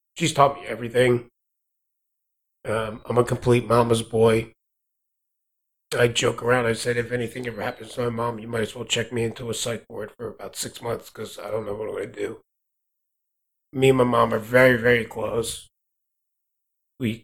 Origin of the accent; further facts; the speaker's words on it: next to Atlantic City, New Jersey, United States; moved away as an adult; I was born and raised in South Jersey, right next to Atlantic City.